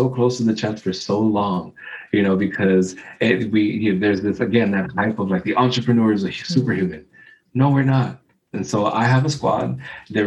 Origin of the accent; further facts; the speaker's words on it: New York City, New York, United States; I grew up in the Bronx